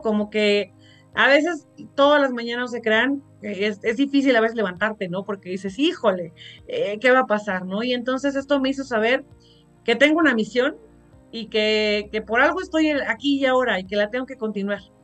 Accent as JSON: {"language": "Spanish", "country": "Mexico", "said": "Somos muy, muy mexicanos"}